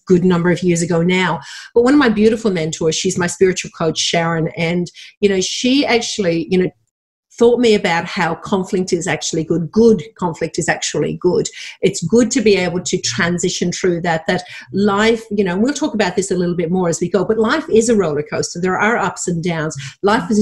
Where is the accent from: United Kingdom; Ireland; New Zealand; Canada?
Ireland; Dublin, Leinster; moved away as an adult; now in Australia; I was born and raised in Dublin, Ireland, went to travel the world at 22 with my then boyfriend, now husband, and forgot to go home